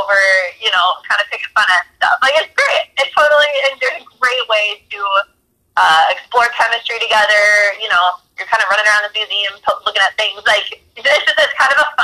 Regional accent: Minneapolis, Minnesota, United States; I'm from Minneapolis

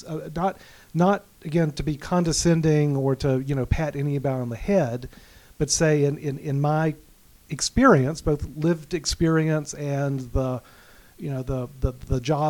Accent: Alabama, United States; also born or lived in Manhattan, New York; now in Fairfield County, Connecticut, United States; my wife's from Texas. I'm from Alabama

